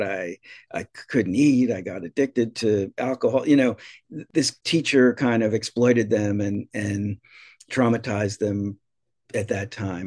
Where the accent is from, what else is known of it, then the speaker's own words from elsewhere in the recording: New Jersey, United States; moved away as an adult; now in Massachusetts, United States; when I grew up in New Jersey, I grew up in a very working class suburb.